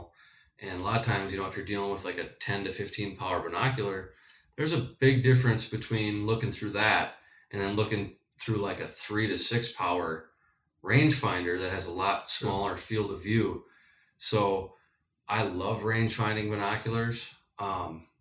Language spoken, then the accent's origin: English; Minnesota, United States; I'm from Minnesota